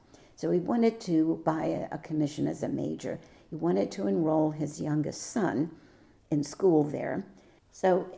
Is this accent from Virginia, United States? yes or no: yes; Virginia, United States; moved away as an adult; also born or lived in Williamsburg, Virginia; now in South Carolina, United States; I'm from Virginia. I lived in Williamsburg, Virginia for 20 years